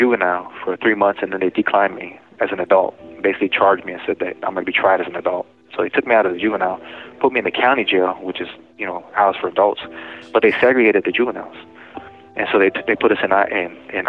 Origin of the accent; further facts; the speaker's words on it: Sunnyside, Washington, United States; I was from Sunnyside too